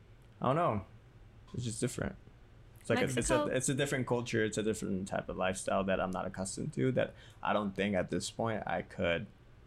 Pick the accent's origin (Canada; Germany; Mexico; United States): Mexico; born there; moved away; I feel like for me, like, even though I was born in Mexico and, like, I recently went there, like, I don't think I could live there because I'm not accustomed to, even though I am Mexican